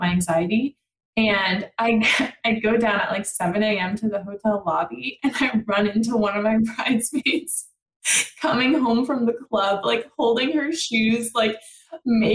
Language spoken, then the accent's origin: English; France; moved away; I'm from France.